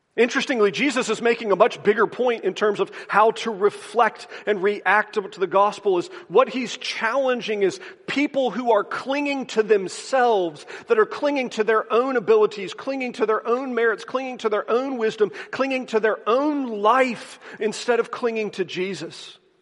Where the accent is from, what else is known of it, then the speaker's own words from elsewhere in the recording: the South, United States; Growing up in the South